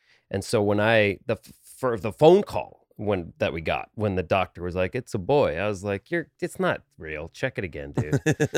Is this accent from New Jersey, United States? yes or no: yes; New Jersey, United States; They're still in the same house I grew up in New Jersey, Bergen County, middle class, you know, work, you know, blue-ish collar.